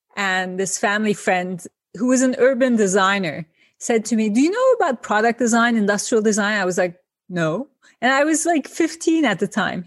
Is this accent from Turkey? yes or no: yes; İzmir, Turkey; moved away as an adult; also born or lived in Ankara, Turkey; now in New York, United States; my trajectory from Izmir to Ankara to New York.